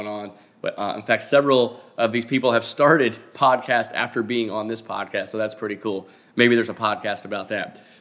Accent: Fort Lauderdale, Florida, United States; also born or lived in Tallahassee, Florida; now in Orlando, United States; I grew up in Fort Lauderdale, live in Orlando now.

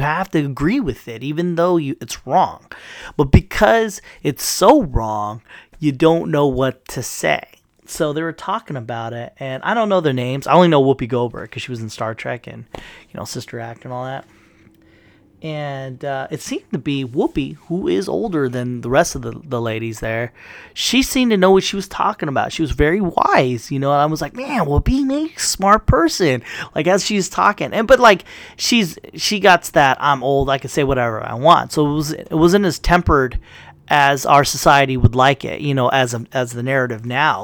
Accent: United States

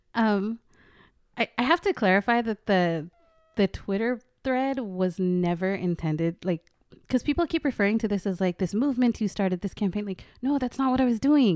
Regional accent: Portland, Oregon, United States; moved away as an adult; Portland, Oregon. I was born and raised there for just eighteen years

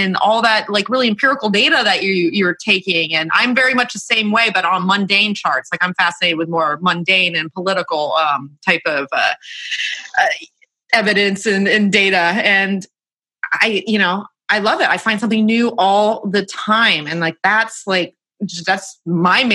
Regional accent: the South, United States; I'm from the South

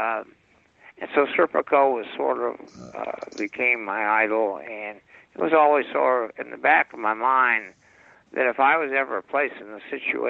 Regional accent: Los Angeles, California, United States; I grew up in West Los Angeles

